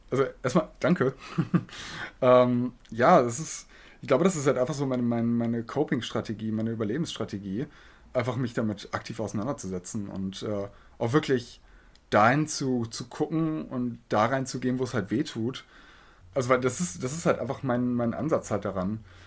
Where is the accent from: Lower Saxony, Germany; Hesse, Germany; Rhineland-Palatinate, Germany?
Lower Saxony, Germany; Osnabrück; moved away as an adult; now in Hildesheim, Germany; komme gebürtig aus Osnabrück, studiere jetzt hier in Hildesheim